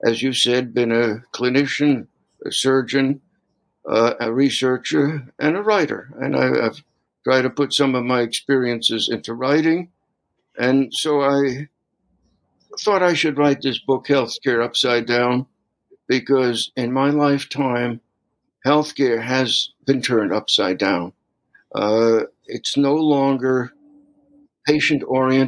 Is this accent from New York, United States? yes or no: yes; New York City, New York, United States; moved away as an adult; also born or lived in Brooklyn; now in Minnesota, United States; I grew up in New York City